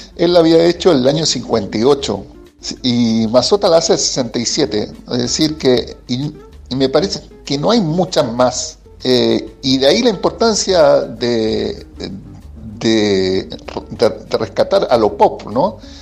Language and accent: Spanish; Chile; accent: Chilean; moved away as an adult; now in Argentina; Es chileno, o, por mi acento, pero yo viviendo acá nueve años, un poquito más.